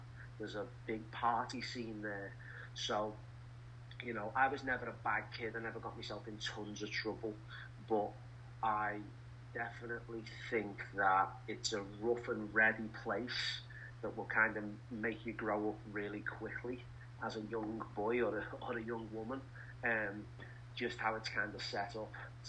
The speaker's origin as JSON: {"language": "English", "town": "Liverpool", "region": "North West England", "country": "United Kingdom", "tie": "born or raised there", "said": "Not a lot of people leave the city of Liverpool. You kind of grow up there, you work there, you get married there, you die there."}